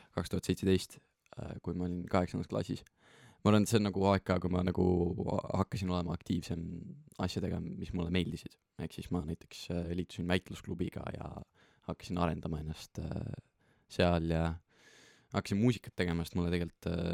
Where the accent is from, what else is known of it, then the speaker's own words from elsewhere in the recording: Estonia; oleme siin ja oleme eestlased ja teeme seda Eestis